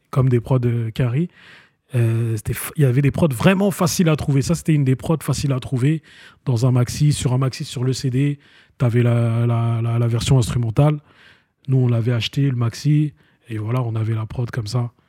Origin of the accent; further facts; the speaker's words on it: Vitry-sur-Seine, Île-de-France, France; moi, c'est Vitry-sur-Seine, moi.